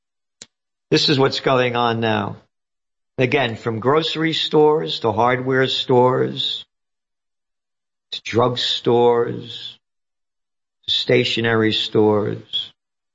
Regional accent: United States; I'm an American

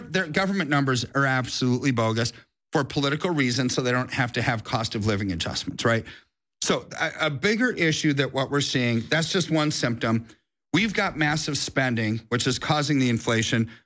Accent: United States; I'm an American

